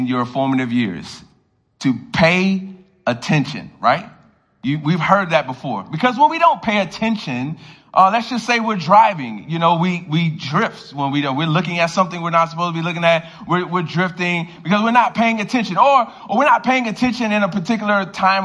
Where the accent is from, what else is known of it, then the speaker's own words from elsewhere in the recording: Miami, Florida, United States; now in Baltimore, United States; I grew up in Miami, Florida